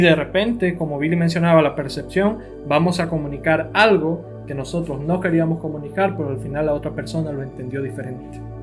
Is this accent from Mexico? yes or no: no; El Salvador; nosotros como cultura salvadoreña